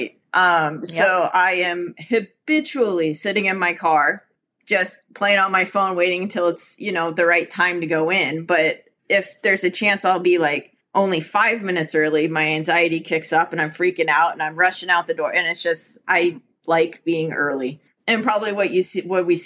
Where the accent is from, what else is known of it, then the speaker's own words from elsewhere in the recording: Southern California, United States; now in Minnesota, United States; I grew up in Southern California surfing